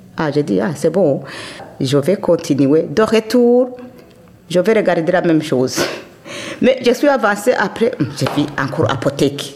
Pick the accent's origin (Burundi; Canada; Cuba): Burundi; Kayanza; now in Belgium; je suis née au Burundi, dans la province de Kayanza